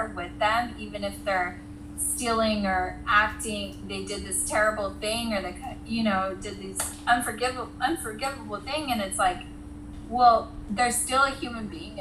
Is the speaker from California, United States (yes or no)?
yes; Ventura County, California, United States; my hometown in Ventura County